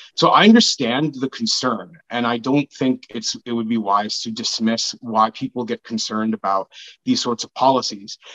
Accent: Brampton, Ontario, Canada; I grew up in Brampton in a neighborhood that is mostly Black and Sikh

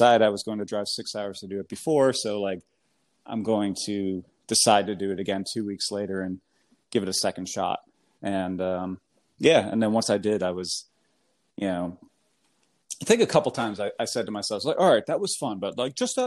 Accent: United States; accent: American; my American accent

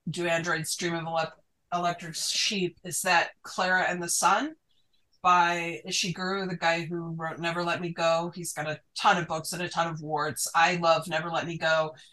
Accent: Utah, United States; I didn't grow up conservative, but I did grow up in Utah.

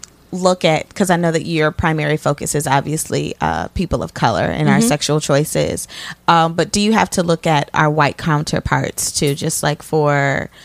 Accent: Elkhart, Indiana, United States; I'm from Elkhart, Indiana. Northern Indiana.

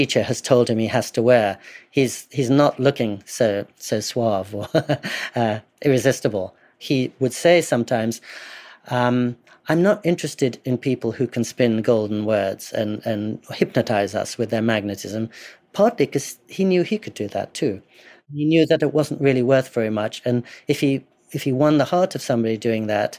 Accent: England, United Kingdom; I grew up in English boarding schools

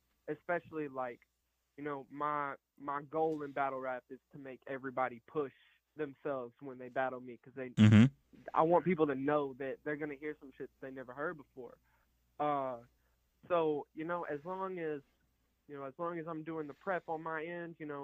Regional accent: Alabama, United States; I'm from Alabama

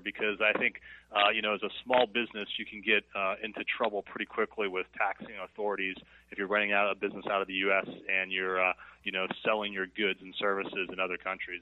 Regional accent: United States; as an American with a lot of international experience

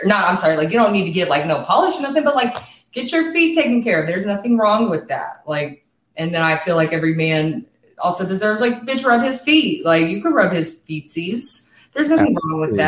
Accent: Kansas, United States; moved away as an adult; now in California, United States; I'm actually from Kansas and I moved to California.

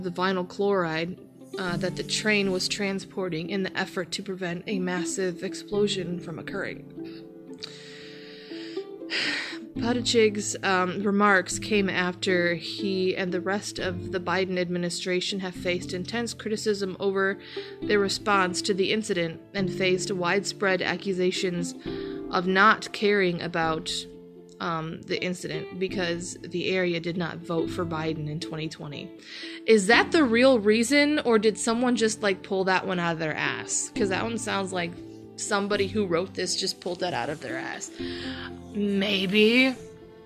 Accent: Ohio, United States; it is my home, Ohio. You know, it is my home state. It's not my home city, but it is my home state

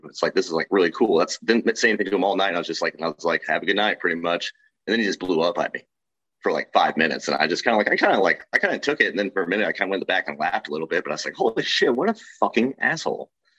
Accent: Kansas City, United States; I grew up in Kansas City

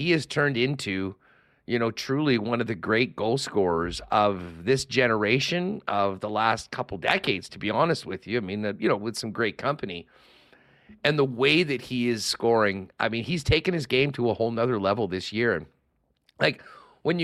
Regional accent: Winnipeg, Manitoba, Canada; we're all from Winnipeg.

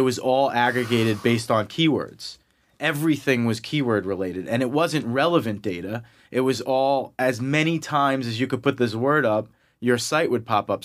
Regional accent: Massapequa, New York, United States; accent: Long Island; I grew up in Long Island, you know, in New York, um, hence my Long Island accent that will come out

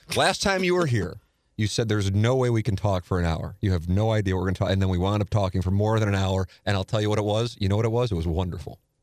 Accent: St. Louis, Missouri, United States; growing up in South Saint Louis

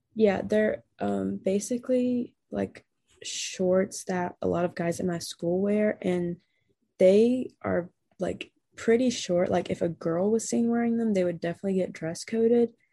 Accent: North Carolina, United States; I'm from North Carolina.

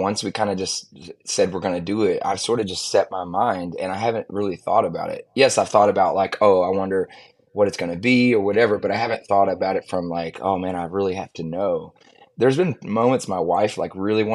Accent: Austin, Texas, United States; I'm born and raised in Austin

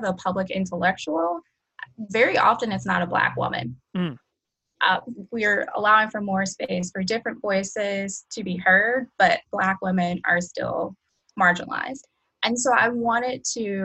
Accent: Cleveland, Ohio, United States; moved away; I am originally from Cleveland, Ohio

